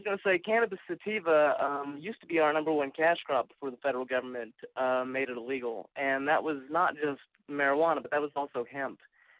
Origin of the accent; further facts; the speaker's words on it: Kentucky, United States; I'm from Kentucky